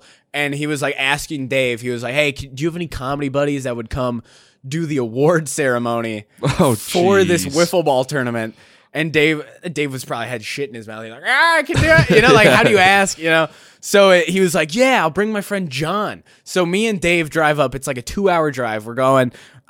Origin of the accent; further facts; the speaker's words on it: North Dakota, United States; also born or lived in Minnesota; I was from Minnesota, but I say I'm from North Dakota because that's where I did high school